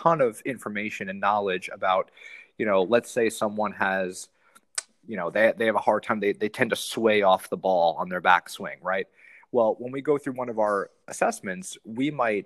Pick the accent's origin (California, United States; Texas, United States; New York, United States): New York, United States; moved away as an adult; also born or lived in South Carolina; I grew up in New York